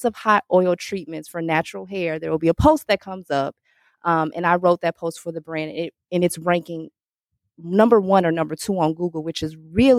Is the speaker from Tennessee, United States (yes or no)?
no; Chicago, Illinois, United States; I'm from Chicago